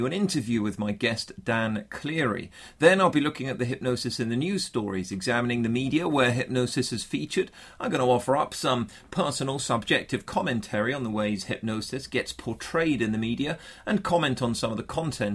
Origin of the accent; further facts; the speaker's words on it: Bournemouth, South West England, United Kingdom; my hometown here on the south coast of England, which is typically a lot warmer than the rest of the UK